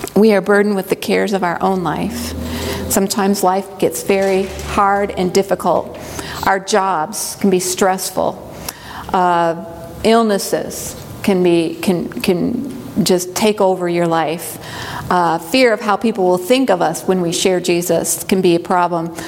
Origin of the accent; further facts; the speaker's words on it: Midwest, United States; now in Hiawassee, Georgia, United States; I grew up in the Midwest